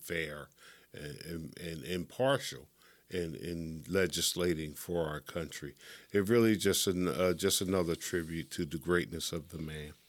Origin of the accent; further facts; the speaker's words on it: Pennsylvania, United States; from Pennsylvania, my home state.